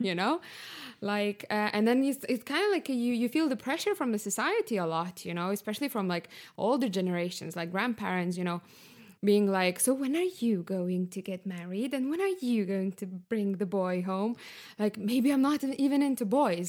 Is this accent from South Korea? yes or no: no; Lithuania; moved away as an adult; also born or lived in Barcelona, Spain / Stockholm, Sweden; now in Berlin, Germany; I'm from Lithuania, uh, currently living in Berlin